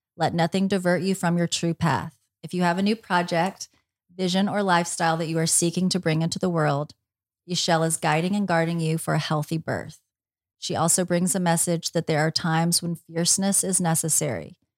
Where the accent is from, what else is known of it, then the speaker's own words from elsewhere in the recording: Tennessee, United States; moved away as an adult; now in Los Angeles, United States; I'm from Tennessee